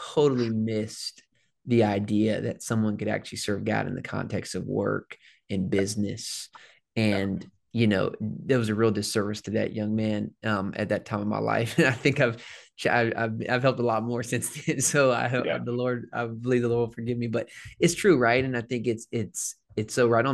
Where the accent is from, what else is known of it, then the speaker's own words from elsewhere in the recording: the South, United States; moved away as an adult; now in Phoenix, United States; I'm from the South